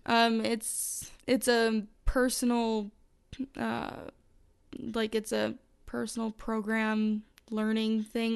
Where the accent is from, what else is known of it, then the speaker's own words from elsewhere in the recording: Calgary, Alberta, Canada; I'm from Calgary, Alberta, Canada